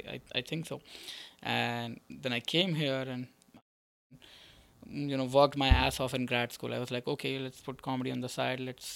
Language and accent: English; India; first language Sindhi; English is a second language; moved away as an adult; now in United States; I was doing it back in India. So I came to United States in 2018. So before that, I was doing it in India, but in a different language.